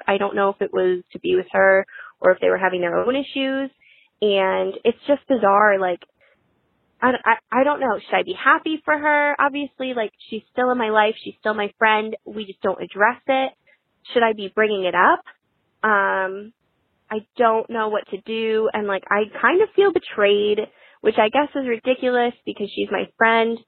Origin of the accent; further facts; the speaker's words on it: Connecticut, United States; I am twenty-three, I'm from Connecticut